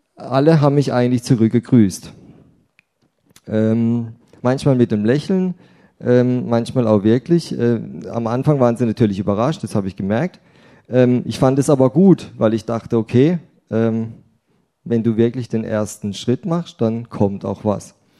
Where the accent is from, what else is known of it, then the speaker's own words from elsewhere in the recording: Rheinau, Baden-Württemberg, Germany; now in Willstätt, Germany; Hallo nach Bische, meine alte Heimat, Rhein-Bischofsheim für das hochdeutsche